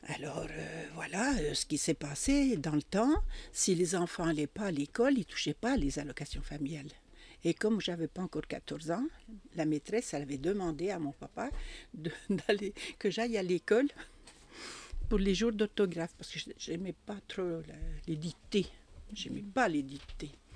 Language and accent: French; Bresse, Bourgogne-Franche-Comté, France; accent: jurassien; j'ai fait toute mon enfance en Bresse